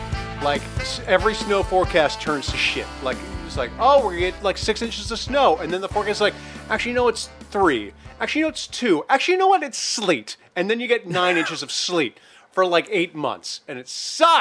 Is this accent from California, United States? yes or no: no; Minnesota, United States; I come from Minnesota